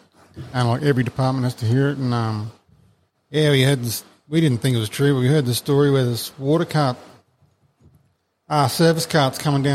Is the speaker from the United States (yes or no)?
no; Australia; also born or lived in Brisbane / Ingham / Adelaide; I was born in Brizzy.